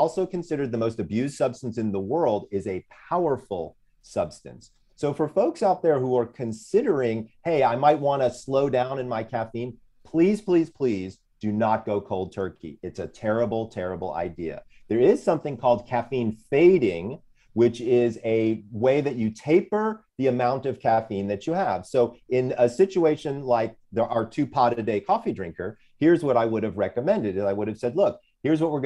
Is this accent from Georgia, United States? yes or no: yes; Sandy Springs, Georgia, United States; I'm from Sandy Springs, Georgia